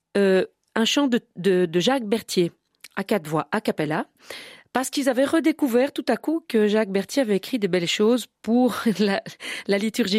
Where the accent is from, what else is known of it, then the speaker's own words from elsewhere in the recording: Brussels, Brussels-Capital Region, Belgium; chez nous à Bruxelles